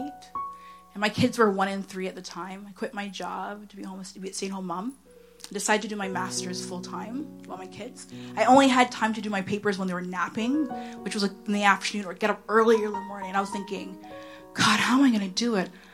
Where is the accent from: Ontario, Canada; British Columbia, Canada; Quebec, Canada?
Ontario, Canada; Oshawa; I'm from Oshawa